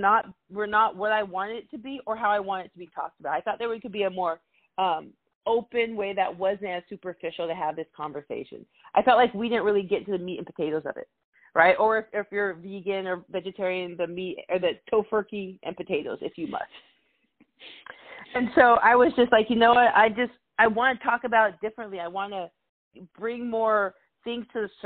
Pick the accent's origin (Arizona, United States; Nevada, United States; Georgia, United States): Arizona, United States; moved away as an adult; also born or lived in Alabama; I grew up in Arizona, so I grew up in a majority-minority city.